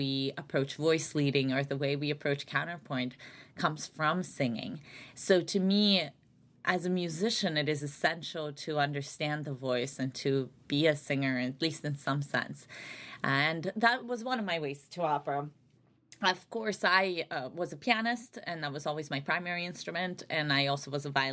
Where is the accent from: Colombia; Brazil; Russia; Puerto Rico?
Russia; Saint Petersburg; also born or lived in Albany area, New York, United States; now in Chicago, United States; I grew up largely in St. Petersburg, Russia, and then my family immigrated to the United States, so upstate New York, the Albany area.